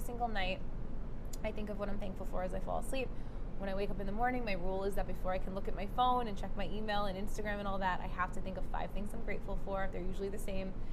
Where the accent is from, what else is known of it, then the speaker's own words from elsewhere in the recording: New York City, New York, United States; moved away; I grew up in Brooklyn